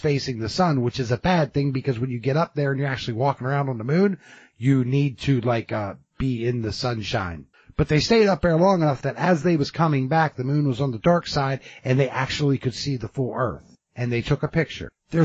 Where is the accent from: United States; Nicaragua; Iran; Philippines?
United States; as an American citizen